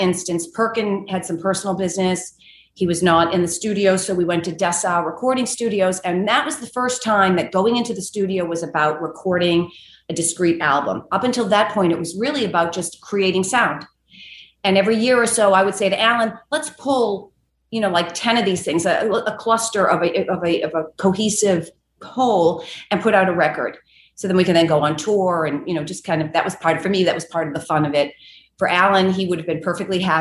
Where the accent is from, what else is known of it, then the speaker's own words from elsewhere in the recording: Boston, Massachusetts, United States; moved away as an adult; also born or lived in New York; I had always played drums in punk bands growing up in Boston.